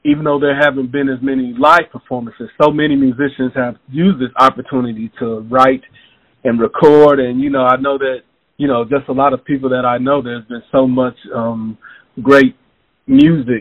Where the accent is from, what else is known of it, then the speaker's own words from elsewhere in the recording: Knoxville, Tennessee, United States; also born or lived in Memphis, Tennessee; I was raised in Knoxville